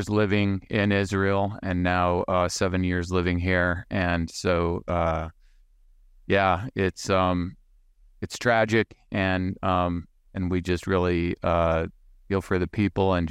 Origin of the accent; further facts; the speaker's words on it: Saudi Arabia; I grew up in the Middle East. I was raised in Saudi Arabia. My father worked for uh, the oil company there, or a oil company there. And so um, I grew up camping in the desert looking for artifacts.